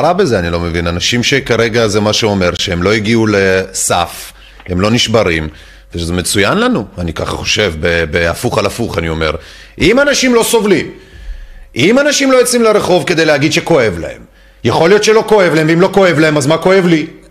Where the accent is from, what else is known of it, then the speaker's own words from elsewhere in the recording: France; now in Israel; בתור צרפתי שיודע את הדברים, או יותר נכון, אה, עולה מצרפת